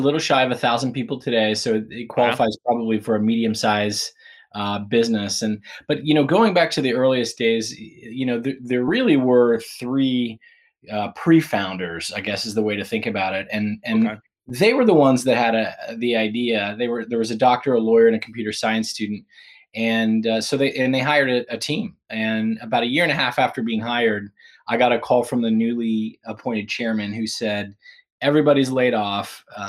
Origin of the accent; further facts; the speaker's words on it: Pittsburgh, Pennsylvania, United States; Yeah, I grew up in Pittsburgh, Pennsylvania. And I spent the first few years in an area called Point Breeze and then moved to Oakmont.